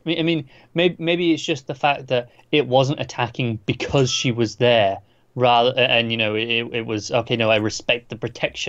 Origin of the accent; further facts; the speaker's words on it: England, United Kingdom; I say it as an Englishman.